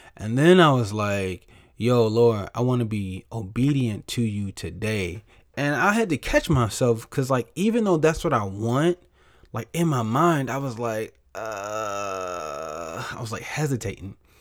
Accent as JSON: {"language": "English", "town": "St. Louis", "region": "Missouri", "country": "United States", "moved": "as an adult", "lives_now": "California, United States", "said": "I'm from Saint Louis"}